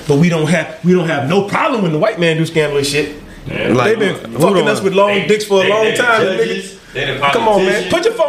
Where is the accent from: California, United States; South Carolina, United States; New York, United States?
South Carolina, United States; Florence; I'm from Florence, South Carolina.